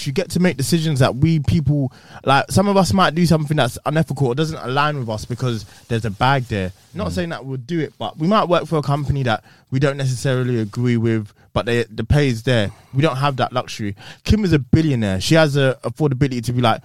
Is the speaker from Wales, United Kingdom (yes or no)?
no; Essex, East of England, United Kingdom; I'm from Essex